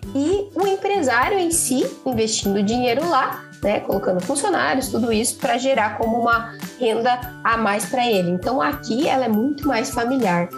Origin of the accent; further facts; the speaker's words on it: Paraná, Brazil; sou natural do Paraná